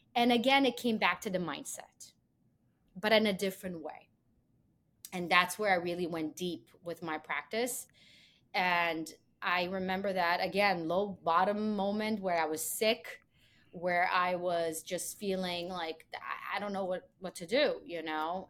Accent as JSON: {"language": "English", "country": "Israel", "tie": "born or raised there", "also_born_or_lived": "Belarus", "moved": "as an adult", "lives_now": "New York, United States", "said": "I was born in Belarus, and I was actually moved with my family when I was three years old to Israel, and pretty much had one my whole childhood there."}